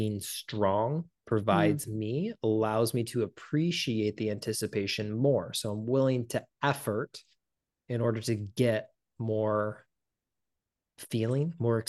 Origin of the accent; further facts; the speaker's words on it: Midwest, United States; And I'm not whatsoever. I'm like from the Midwest